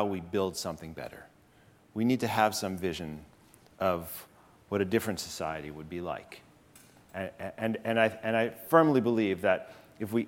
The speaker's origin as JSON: {"language": "English", "town": "Chicago", "region": "Illinois", "country": "United States", "tie": "born or raised there", "also_born_or_lived": "Berkeley, California", "moved": "as an adult", "lives_now": "New York City, United States", "said": "the city where I grew up, Chicago."}